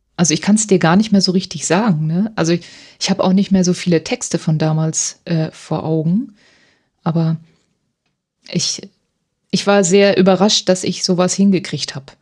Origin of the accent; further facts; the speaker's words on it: Hildesheim, Lower Saxony, Germany; also born or lived in Göttingen; Und ich komme aus Hildesheim